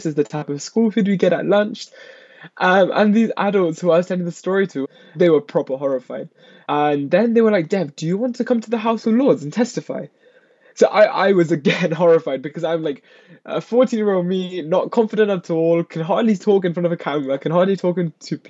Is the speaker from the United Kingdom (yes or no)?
yes; United Kingdom; born or raised there